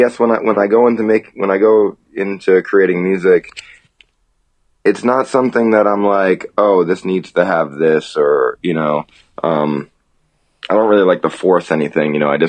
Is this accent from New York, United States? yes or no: yes; New York City, New York, United States; moved away as an adult; also born or lived in Warwick, New York / Brooklyn / Manhattan / Vermont; now in South Korea; I'm from New York. I grew up in, you know, in Queens, but I've lived sort of in a bunch of different places.